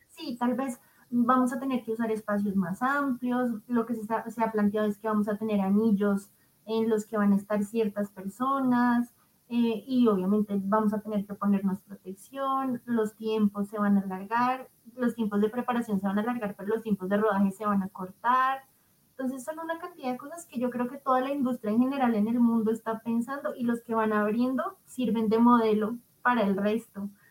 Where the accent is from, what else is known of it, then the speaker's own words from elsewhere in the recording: Bogotá, Colombia; nuestra ciudad